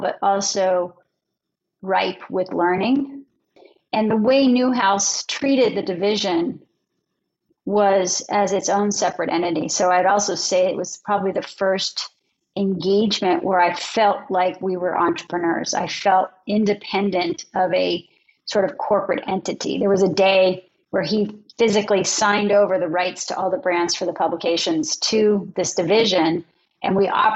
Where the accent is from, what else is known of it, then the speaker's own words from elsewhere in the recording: outside of Philadelphia, Pennsylvania, United States; moved away as an adult; also born or lived in Los Angeles; I grew up outside of Philadelphia